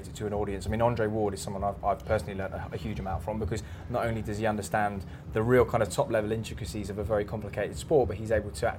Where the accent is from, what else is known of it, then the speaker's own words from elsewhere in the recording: England, United Kingdom; we're English, we like our traditions